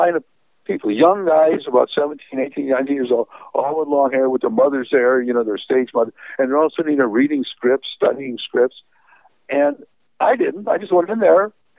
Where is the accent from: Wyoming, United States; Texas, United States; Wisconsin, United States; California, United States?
California, United States; I told him I was a writer from California.